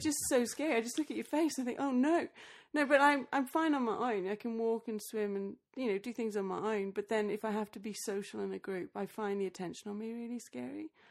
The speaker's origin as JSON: {"language": "English", "country": "Australia", "tie": "born or raised there", "also_born_or_lived": "England", "moved": "yes", "said": "Then I moved back to Australia. I was born in Australia, but I went to uni in England"}